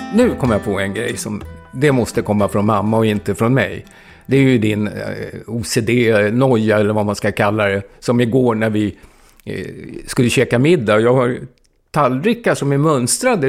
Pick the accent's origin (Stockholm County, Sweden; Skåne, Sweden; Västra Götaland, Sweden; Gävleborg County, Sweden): Stockholm County, Sweden; Stockholm; moved away as an adult; now in Gotland, Sweden; Jag är ju uppvuxen på Söder i Stockholm